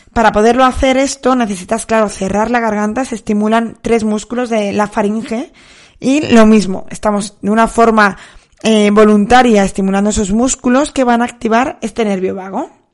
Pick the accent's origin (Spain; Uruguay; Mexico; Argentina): Spain; Soria, Castile and León; la piscina de mi pueblo está muy fría. Llevo bañándome allí, pues, 32 años que tengo